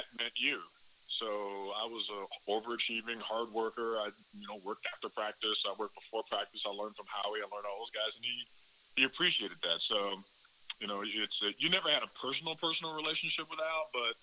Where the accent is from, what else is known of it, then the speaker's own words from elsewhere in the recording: Chicago, Illinois, United States; moved away as an adult; growing up in Chicago and outside of Chicago and being a Bears fan